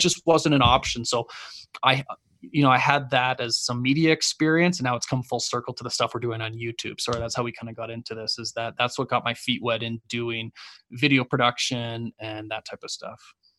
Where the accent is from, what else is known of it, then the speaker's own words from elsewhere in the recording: Canada; also born or lived in Los Angeles; I'm Canadian